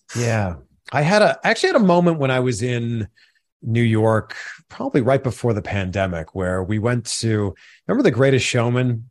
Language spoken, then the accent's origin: English; Pickering, Ontario, Canada; I grew up just outside of Toronto in a city called Pickering, Ontario